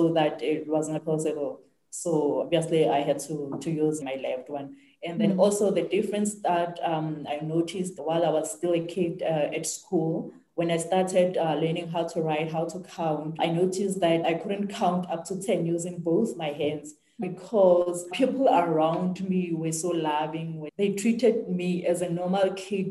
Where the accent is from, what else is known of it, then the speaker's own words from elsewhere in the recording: South Africa; I grew up here in South Africa in a very small United village